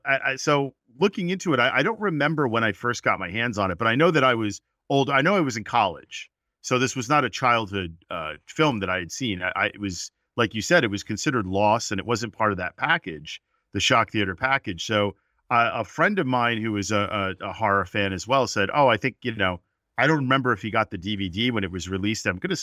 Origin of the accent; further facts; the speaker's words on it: New York City, New York, United States; I grew up in New York, like I had mentioned earlier, and I grew up in Brooklyn. That's where I was born and my family lived.